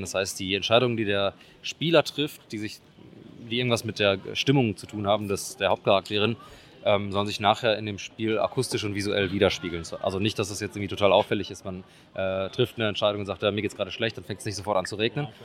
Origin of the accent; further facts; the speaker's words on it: Oer-Erkenschwick, North Rhine-Westphalia, Germany; wir kennen uns aus, der, ähm, aus derselben Heimatstadt. Also wir kommen alle drei aus Erkenschwick